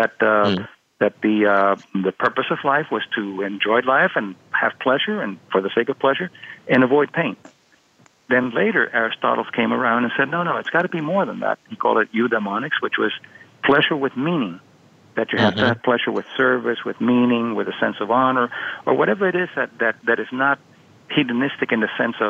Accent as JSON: {"language": "English", "town": "Miami", "region": "Florida", "country": "United States", "tie": "born or raised there", "said": "when I was a kid, I was growing up in Miami"}